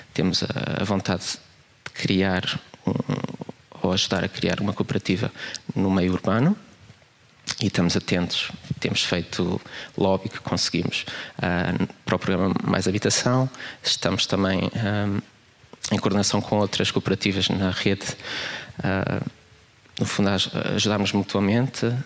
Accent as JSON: {"language": "Portuguese", "town": "Queluz", "region": "Lisbon", "country": "Portugal", "tie": "born or raised there", "also_born_or_lived": "Porto", "said": "minha infância em Queluz, também vivi no Porto"}